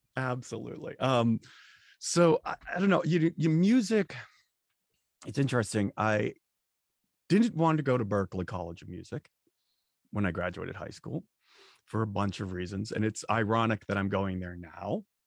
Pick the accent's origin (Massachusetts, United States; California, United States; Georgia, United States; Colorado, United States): Massachusetts, United States; Boston; growing up in Boston